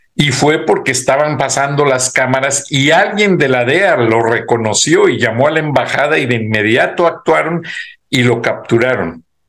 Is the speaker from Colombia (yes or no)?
no; Mexico; moved away; uno tiene su raíz mexicana y uno dice, pues soy mexicano, total, con nacionalidad americana